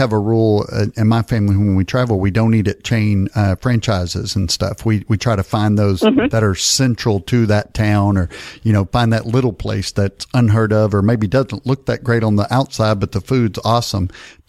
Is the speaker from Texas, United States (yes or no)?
yes; Paris, Texas, United States; I tell people I grew up in Dallas, you know, and because most people don't know Texas that well, but I actually grew up about 100 miles northeast of there in Paris, Texas.